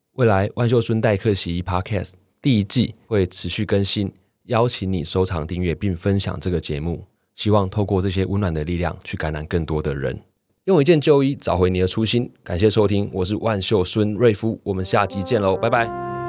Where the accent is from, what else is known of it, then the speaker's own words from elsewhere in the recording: countryside near Taichung, Taiwan; 其实对于我们乡下来讲，台中一中这几个字，其实在老一辈心中是蛮重要的。